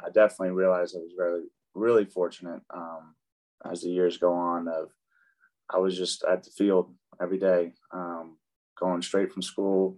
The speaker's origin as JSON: {"language": "English", "town": "Tulsa", "region": "Oklahoma", "country": "United States", "tie": "born or raised there", "also_born_or_lived": "Dallas, Texas"}